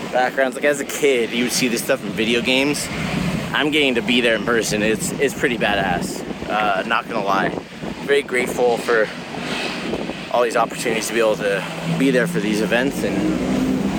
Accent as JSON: {"language": "English", "country": "United States", "said": "As an American"}